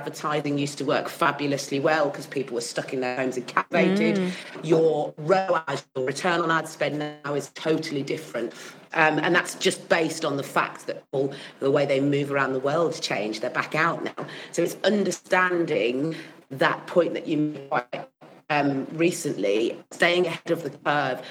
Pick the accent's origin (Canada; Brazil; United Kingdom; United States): United Kingdom; Birmingham, West Midlands; also born or lived in Manchester; I've lived in Birmingham since I was 4 years old. I was born in Manchester